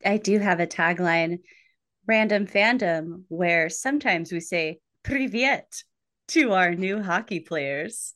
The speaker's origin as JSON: {"language": "English", "region": "New Mexico", "country": "United States", "tie": "born or raised there", "said": "I grew up in New Mexico, famous for its ice rinks"}